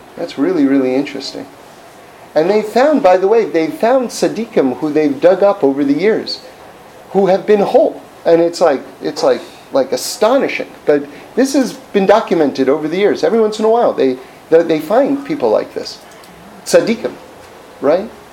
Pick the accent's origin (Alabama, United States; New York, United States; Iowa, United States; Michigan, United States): New York, United States; New York City; I grew up on the Upper West Side of, of, of Manhattan, like in the 70s